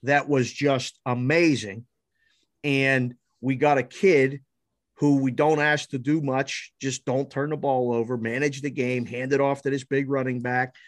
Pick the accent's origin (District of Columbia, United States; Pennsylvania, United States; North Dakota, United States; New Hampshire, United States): Pennsylvania, United States; Pittsburgh; Born and raised in Pittsburgh.